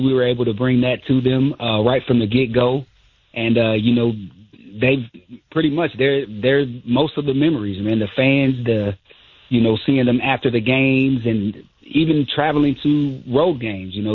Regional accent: Fostoria, Ohio, United States; I'm from Fostoria, Ohio.

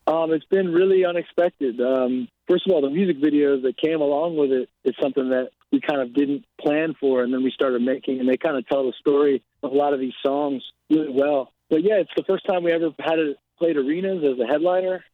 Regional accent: outside New York City, New Jersey, United States; I grew up outside of New York City in New Jersey

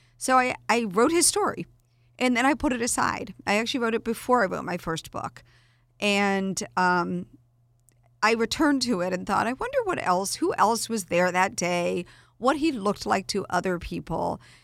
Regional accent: Atlanta, Georgia, United States; I grew up in Atlanta

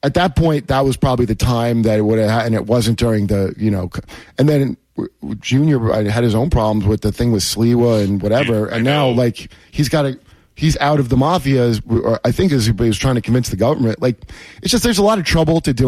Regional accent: Toms River, New Jersey, United States; mostly I grew up in Toms River in New Jersey, high school years

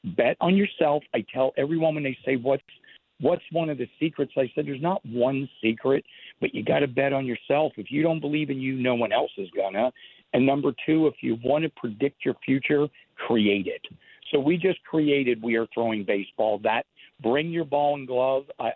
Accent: Pittsburgh, Pennsylvania, United States; I'm from Pittsburgh

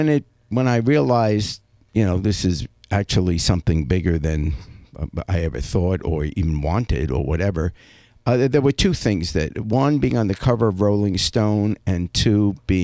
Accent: England, United Kingdom; born or raised there; now in United States

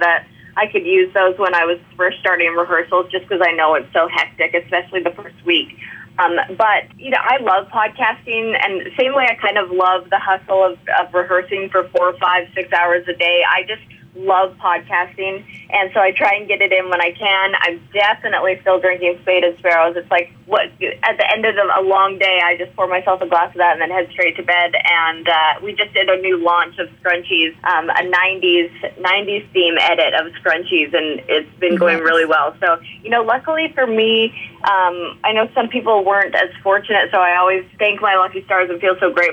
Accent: Canada; now in Nashville, United States; I'm Canadian

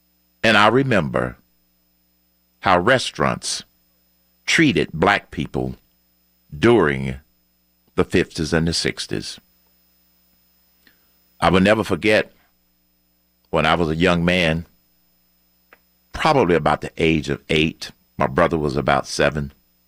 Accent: Atlanta, Georgia, United States; I grew up in Atlanta. I attended elementary school in Atlanta. I attended high school in Atlanta. I attended college in Atlanta, Morehouse College.

